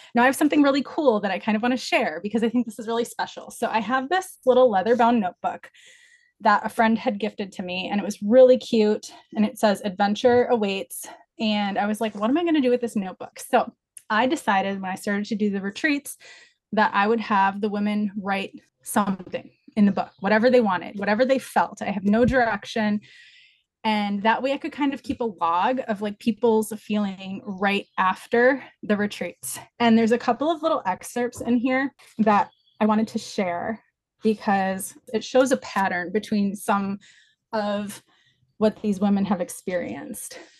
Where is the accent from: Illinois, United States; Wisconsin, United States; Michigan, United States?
Wisconsin, United States; Wausau; my hometown, which is Wausau, Wisconsin